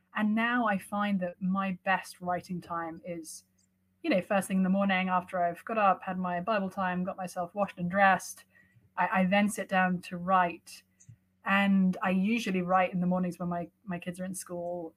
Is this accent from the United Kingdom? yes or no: yes; London, United Kingdom; moved away as an adult; now in Cambridge, Massachusetts, United States; I was raised mostly in London